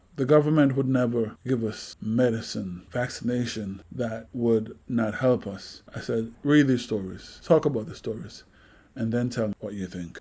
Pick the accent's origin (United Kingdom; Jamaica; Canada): Jamaica; now in United States; growing up in Jamaica